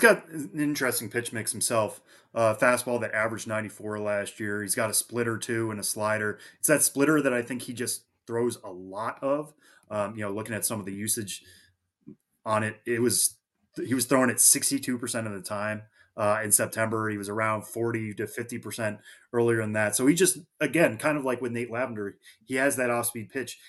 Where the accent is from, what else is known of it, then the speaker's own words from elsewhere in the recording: near Worcester, Massachusetts, United States; Worcester is nearby where I grew up